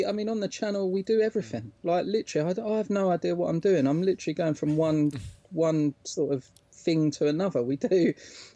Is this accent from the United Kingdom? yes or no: yes; England, United Kingdom; we're English